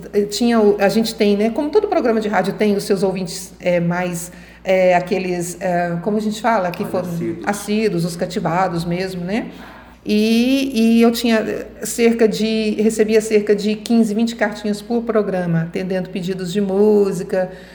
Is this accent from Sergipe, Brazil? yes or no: no; Goiânia, Goiás, Brazil; moved away; also born or lived in Uberlândia, Minas Gerais / Colinas do Tocantins; dali, logo, meus pais se mudaram para Goiânia. Então, eu cresci mesmo em Goiânia